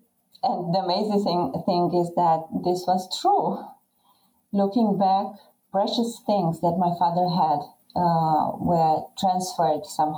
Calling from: southern Romania, Romania; Romania, Eastern Europe, and is the southern part of Romania, 100 kilometers away from our capital, Bucharest.

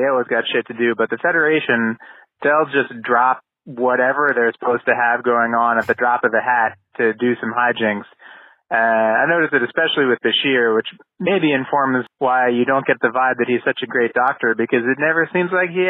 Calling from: Philadelphia, Pennsylvania, United States; I'm a listener from the Philadelphia area.

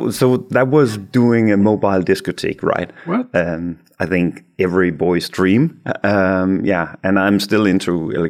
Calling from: Aarhus, Central Denmark Region, Denmark; but I'm I'm just in Aarhus uh, in Denmark.

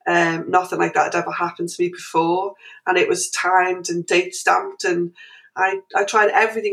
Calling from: Liverpool, North West England, United Kingdom; I'm actually calling from Liverpool in England

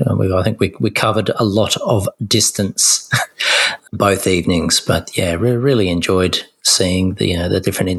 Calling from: New South Wales, Australia; And I am … and I am joining from Dharawal country.

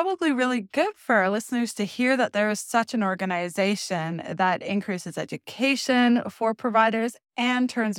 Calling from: Ontario, Canada; because I am zooming in from Northwestern Ontario.

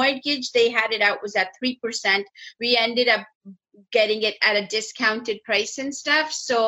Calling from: Toronto, Ontario, Canada; I am in Toronto, Canada.

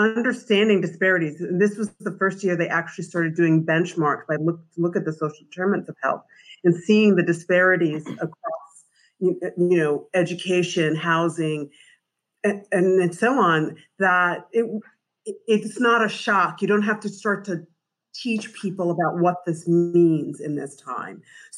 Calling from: Providence, Rhode Island, United States; So I'm calling from Providence, Rhode Island.

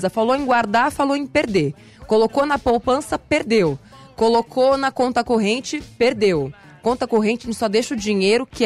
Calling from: Mauá, São Paulo, Brazil; sou aqui de Mauá, São Paulo

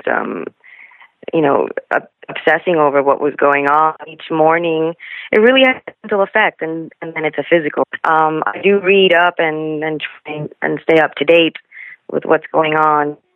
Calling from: New Jersey, United States; At the moment, I'm in good old New Jersey.

